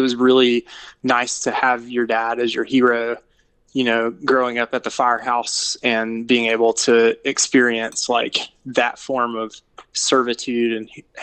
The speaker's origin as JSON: {"language": "English", "region": "upstate South Carolina", "country": "United States", "tie": "born or raised there", "said": "I grew up in the upstate of South Carolina, actually. About halfway between Greenville and Clemson."}